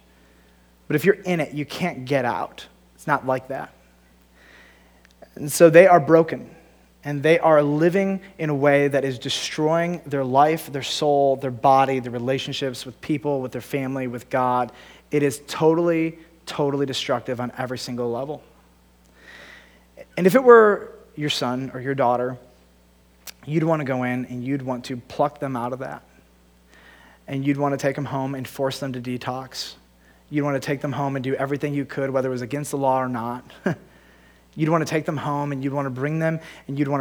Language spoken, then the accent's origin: English; United States; as an American